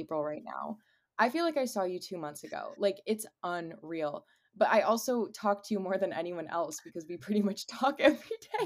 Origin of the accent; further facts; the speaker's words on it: Cleveland, Ohio, United States; also born or lived in Charlotte area; now in Charlotte, United States; I am from Cleveland, and I currently reside